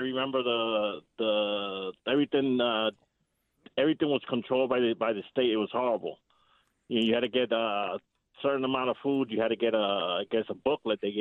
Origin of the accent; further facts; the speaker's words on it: Cuba; now in Paterson, United States; I was born in Cuba